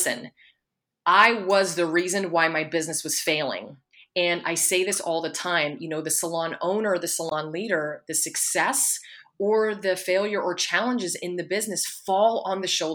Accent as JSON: {"language": "English", "region": "Pennsylvania", "country": "United States", "moved": "yes", "said": "I'm from Pennsylvania."}